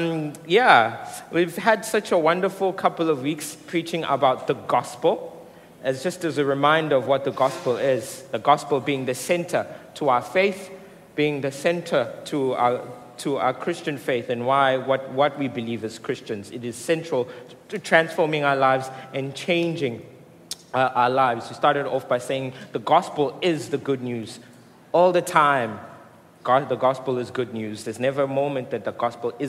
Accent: Mooi River, KwaZulu-Natal, South Africa; now in Durban, South Africa; I come from Moy River.

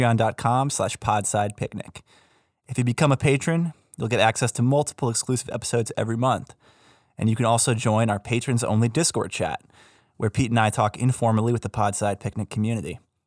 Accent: Canada; Teach me how to say I'm a Canadian.

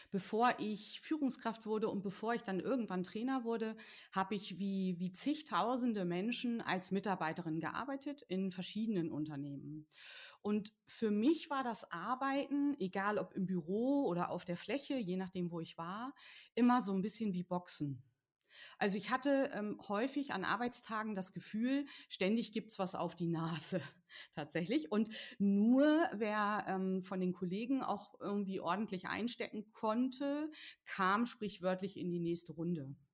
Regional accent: Northern Germany, Germany; Äh, ich als Norddeutsche wird ja wirklich nur sagen, geschimpft ist schon gelobt genug.

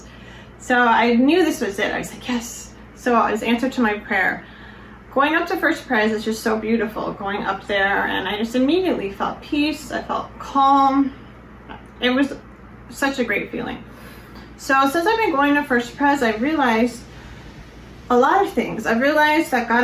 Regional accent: Colorado, United States; I grew up in Colorado and was very involved in my church.

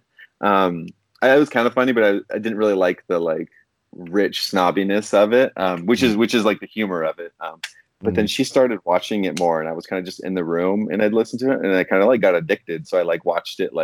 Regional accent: Portland, Oregon, United States; I grew up in the Portland area

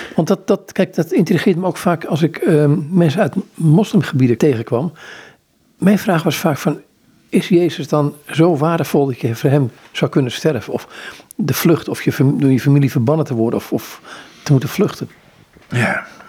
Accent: Amsterdam, North Holland, Netherlands; ik kom uit Amsterdam

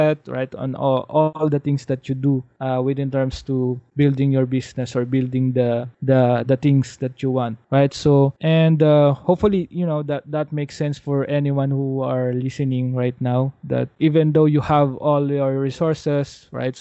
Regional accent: Philippines; a Filipino growing up in a developing country

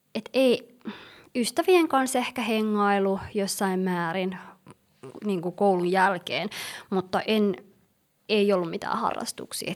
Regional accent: Helsinki, Uusimaa, Finland; born or raised there; also born or lived in Somalia / Yemen

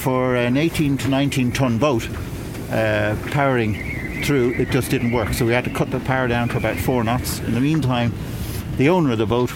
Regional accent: Monkstown, Leinster, Ireland; I grew up in Monkstown, and which wasn't very far away from Dunleary

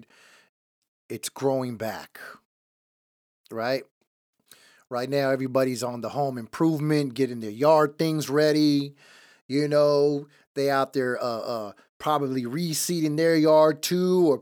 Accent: Seattle, Washington, United States; also born or lived in Los Angeles; I was raised up here

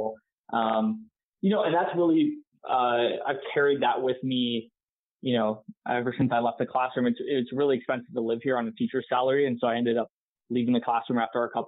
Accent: San Jose, California, United States; I grew up here in San Jose, ended up going to UC Davis for school.

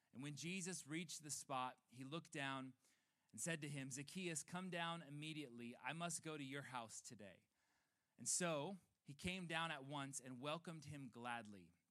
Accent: Chicago, Illinois, United States; moved away as an adult; now in California, United States; my wife and I are from um, Chicago. We're still claiming that, even though we've been in California for seven years now.

